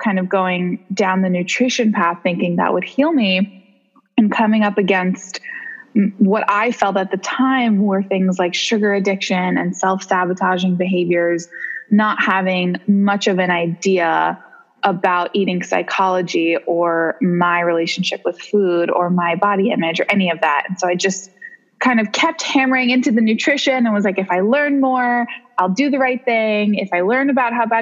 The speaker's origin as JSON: {"language": "English", "town": "New York City", "region": "New York", "country": "United States", "tie": "born or raised there", "also_born_or_lived": "San Francisco", "said": "I'm born and raised in New York City. Love to live here."}